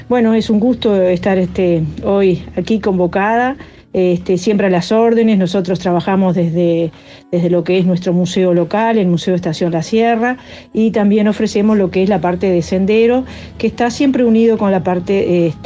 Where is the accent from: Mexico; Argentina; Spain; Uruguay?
Uruguay; Pueblo Gregorio Aznárez, Maldonado; soy de Pueblo Gregorio Aznares.